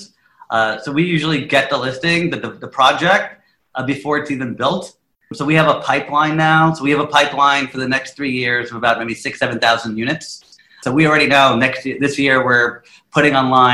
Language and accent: English; New York City, New York, United States; I'm a Queens boy, born and raised in Queens my whole life.